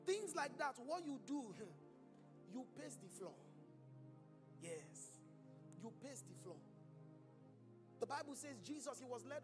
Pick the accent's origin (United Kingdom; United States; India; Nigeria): Nigeria; moved away; in my home country, there's a tribe called the Yoruba